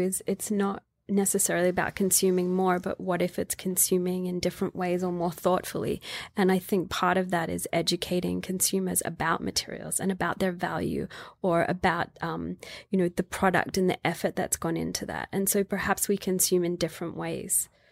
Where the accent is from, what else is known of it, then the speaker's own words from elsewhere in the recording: Australia; Growing up in Australia, it was very much women do sewing